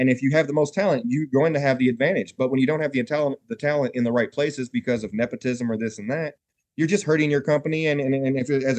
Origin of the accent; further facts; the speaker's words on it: the South, United States; Growing up in the South, you know, you watch a lot of Alabama, Auburn, Tennessee football games.